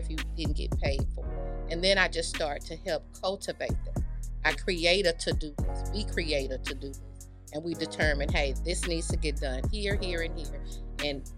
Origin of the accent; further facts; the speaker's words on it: Houston, Texas, United States; I am originally from Houston